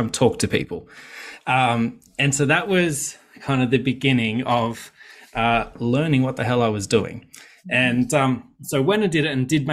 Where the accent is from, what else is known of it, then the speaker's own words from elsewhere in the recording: Sydney, New South Wales, Australia; I grew up in Western Sydney